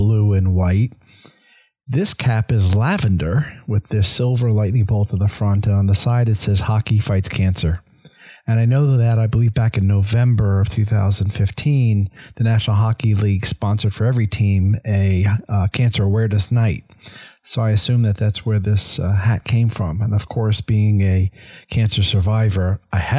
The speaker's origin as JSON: {"language": "English", "region": "Northeast", "country": "United States", "tie": "born or raised there", "moved": "yes", "lives_now": "Tampa, United States", "said": "I grew up in the Northeast"}